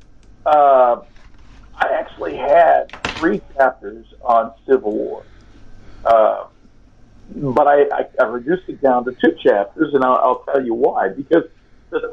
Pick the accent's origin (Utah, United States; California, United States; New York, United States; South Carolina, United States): California, United States; I'm from California, and I'm Hispanic on top of it